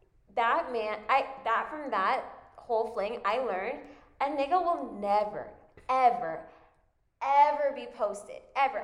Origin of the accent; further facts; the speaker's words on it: United States; We're American